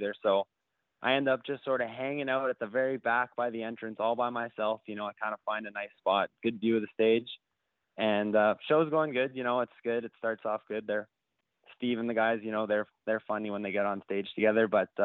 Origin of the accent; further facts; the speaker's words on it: Canada; as a Canadian